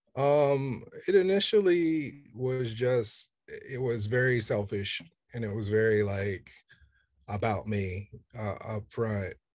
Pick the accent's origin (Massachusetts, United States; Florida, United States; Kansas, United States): Kansas, United States; Kansas City; I grew up in Kansas City, Kansas